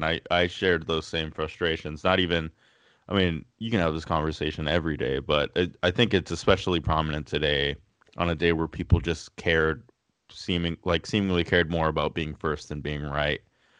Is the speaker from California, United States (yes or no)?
yes; Los Angeles, California, United States; being from Los Angeles, the Lakers were the go-to team.